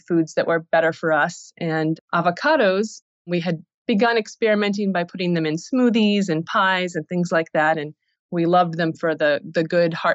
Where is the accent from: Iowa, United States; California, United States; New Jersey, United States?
Iowa, United States; also born or lived in Los Angeles; I'm originally from Iowa, and I was drinking kombucha in LA. And then in 2009, I decided to return back to my hometown. And it's a small town in Iowa, about 10,000 people